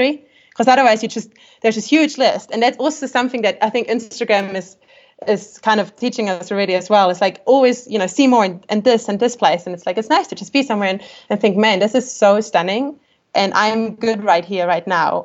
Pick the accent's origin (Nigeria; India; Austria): Austria; English is a second language; moved away as an adult; now in New Zealand; growing up in Austria, like, you know, we have a very kind of German culture